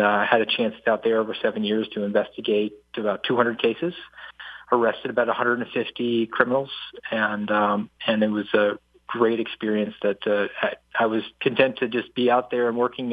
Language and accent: English; Savannah, Georgia, United States; also born or lived in New Jersey; My family moved to Savannah, so I was I was born uh, in New Jersey, but uh, Savannah is my home. That's where I spent the majority of my childhood and upbringing.